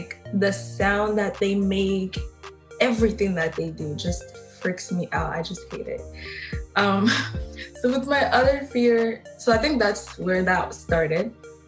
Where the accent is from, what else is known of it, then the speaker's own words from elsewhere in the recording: Angola; now in Canada; because I am from Angola. I wasn't born here in Canada.